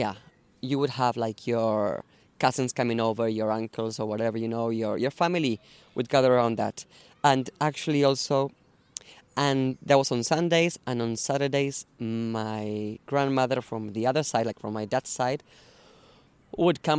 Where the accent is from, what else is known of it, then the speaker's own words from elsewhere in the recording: San Isidro, Buenos Aires Province, Argentina; English is a second language; moved away as an adult; now in Dublin, Ireland; I'm from San Isidro, which is like in the suburbs of Buenos Aires